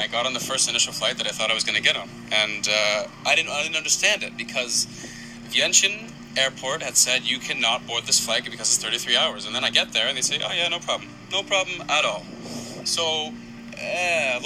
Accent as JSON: {"language": "English", "country": "Canada", "also_born_or_lived": "Australia", "said": "I'm a Canadian citizen"}